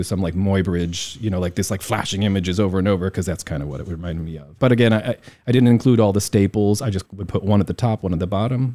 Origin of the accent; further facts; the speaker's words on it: Indiana, United States; moved away as an adult; also born or lived in New York; now in Taiwan; I grew up in Indiana.